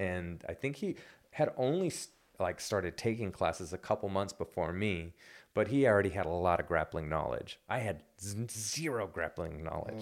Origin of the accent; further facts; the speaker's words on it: United States; moved away as an adult; now in Wellington, New Zealand; I'm American